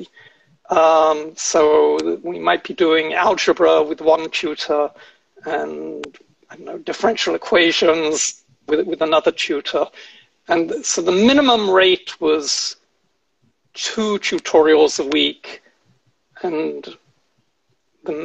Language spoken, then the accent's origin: English; United Kingdom; moved away as an adult; also born or lived in Oxford; now in United States; as a British undergraduate.